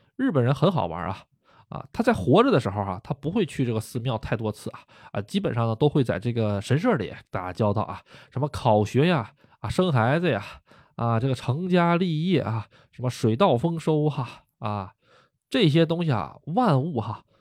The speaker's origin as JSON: {"language": "Chinese", "country": "China", "moved": "yes", "lives_now": "Japan", "said": "我也是中国人"}